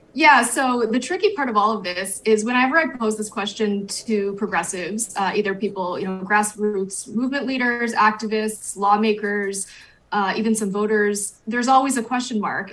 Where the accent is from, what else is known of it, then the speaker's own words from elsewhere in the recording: New Hampshire, United States; moved away; that's my home state.